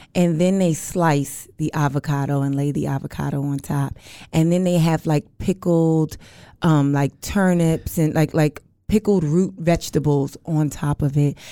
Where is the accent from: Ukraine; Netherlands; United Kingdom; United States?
United States; New York; moved away as an adult; now in Los Angeles, United States; I, I'm from New York, but I live in L A.